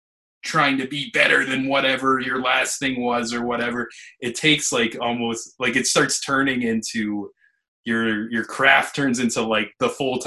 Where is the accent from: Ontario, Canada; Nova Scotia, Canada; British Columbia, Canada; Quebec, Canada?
Ontario, Canada; Niagara; born or raised there